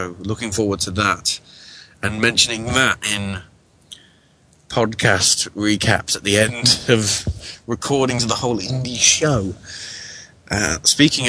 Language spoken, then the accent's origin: English; England, United Kingdom; me being English